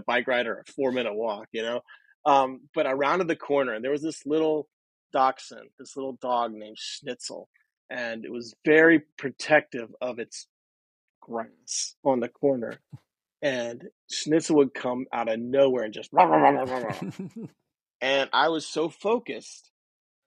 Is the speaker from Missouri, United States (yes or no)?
yes; St. Louis, Missouri, United States; moved away as an adult; also born or lived in Charlotte, North Carolina; I grew up in St. Louis